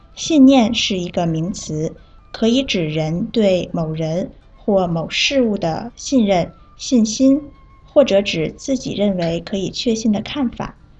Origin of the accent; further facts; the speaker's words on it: Vietnam; Chinese is a second language; 我是来自越南的